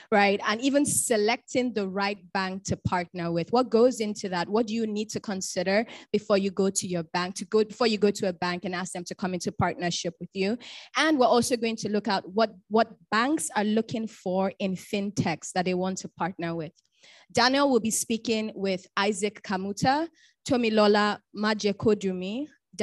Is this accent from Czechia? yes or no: no; Bayelsa, Nigeria; I'm from Bayelsa State. I'm an Ijaw woman.